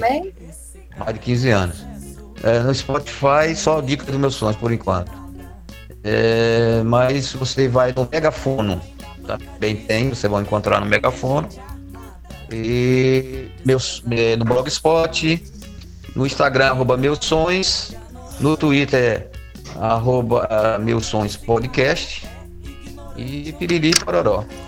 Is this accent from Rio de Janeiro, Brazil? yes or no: no; Bahia, Brazil; eu sou baiano, torcedor do Vitória